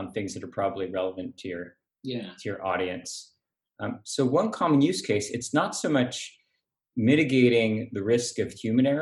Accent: San Diego, California, United States; now in San Francisco, United States; I grew up in San Diego hating the Raiders.

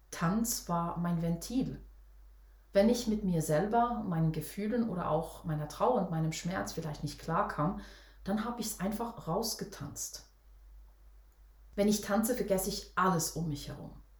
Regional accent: Switzerland; Für mich als Schweizer Mädchen war das damals echt ein riesengroßes Vorbild.

